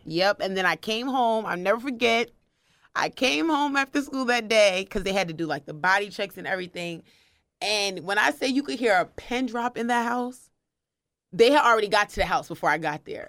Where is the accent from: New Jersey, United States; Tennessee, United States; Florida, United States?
New Jersey, United States; moved away as an adult; also born or lived in Maryland; I was living in Maryland. I'm originally from New Jersey